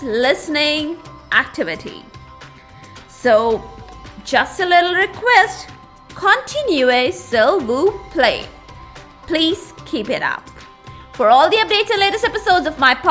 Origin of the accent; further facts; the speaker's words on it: India; my own country, my home country, that is India.